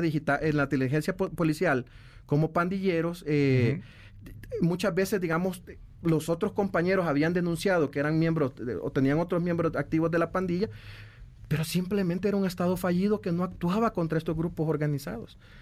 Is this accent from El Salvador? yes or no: yes; El Salvador; nosotros como salvadoreños